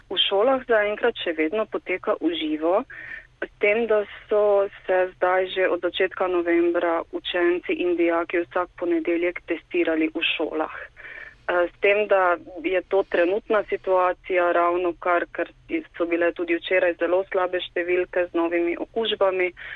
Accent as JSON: {"language": "Slovenian", "country": "Slovenia", "moved": "as an adult", "lives_now": "Brno, Czech Republic", "said": "Slovenci smo"}